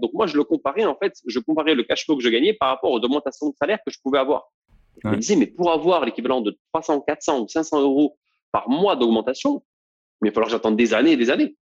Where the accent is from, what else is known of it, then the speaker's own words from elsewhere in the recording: Toulouse, Occitania, France; moved away as an adult; also born or lived in Bordeaux / Île-de-France; j'ai grandi en banlieue toulousaine. je suis resté là-bas pendant bah, toutes mes, en fait, depuis que je suis né jusqu'à la fin de mes études.